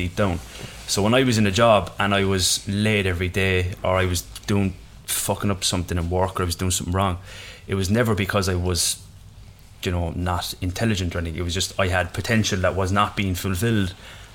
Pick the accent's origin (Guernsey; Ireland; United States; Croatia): Ireland; I am Irish